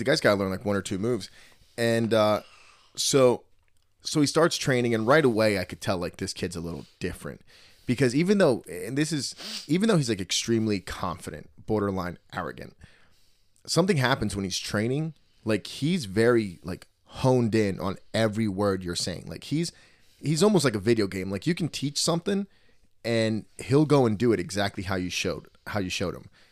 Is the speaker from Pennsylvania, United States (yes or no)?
no; New Jersey, United States; accent: Jersey; that was my Jersey accent